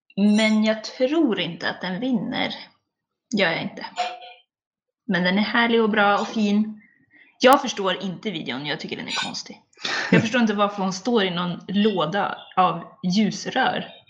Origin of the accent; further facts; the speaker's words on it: Sweden; jag är svensk